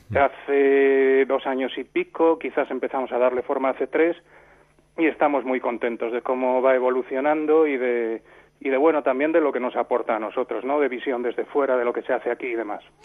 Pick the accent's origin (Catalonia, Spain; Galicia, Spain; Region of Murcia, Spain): Galicia, Spain; Santiago de Compostela; now in Rías Baixas, Spain; yo soy de Santiago de Compostela, vivo en las Rías Baixas